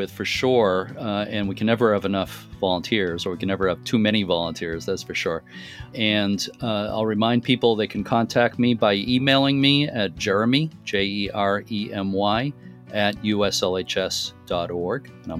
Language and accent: English; Lynn, Massachusetts, United States; Yeah, I grew up in Lynn, Massachusetts, right next to Marblehead.